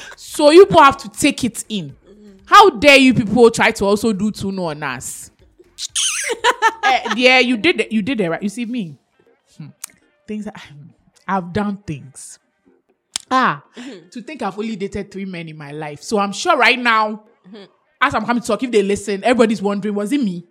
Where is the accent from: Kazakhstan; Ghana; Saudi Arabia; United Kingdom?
Ghana; I'm so Ghanaian